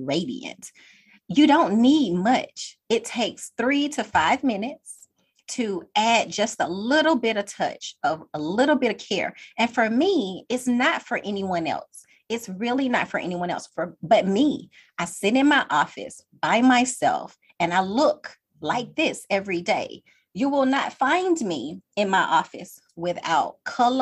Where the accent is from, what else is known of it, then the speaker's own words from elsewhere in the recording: Atlanta, Georgia, United States; I am a original Georgia peach. I am originally from Atlanta